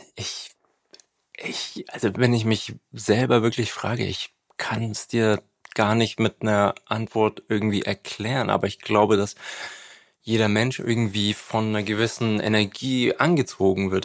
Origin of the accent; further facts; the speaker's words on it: Nuremberg, Bavaria, Germany; also da, wo ich aufgewachsen bin, in Nürnberg